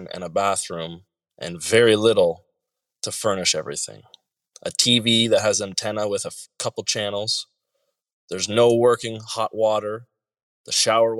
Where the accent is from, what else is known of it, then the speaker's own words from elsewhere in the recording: Canada; I'm coming from Canada, where I grew up privileged